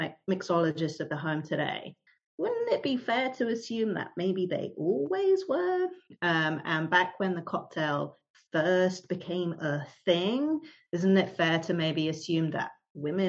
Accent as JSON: {"language": "English", "region": "London", "country": "United Kingdom", "tie": "born or raised there", "moved": "as an adult", "lives_now": "New York City, United States", "said": "as you can probably tell from my accent, I'm originally from the UK. So I grew up in London. And I moved to New York City in 2007"}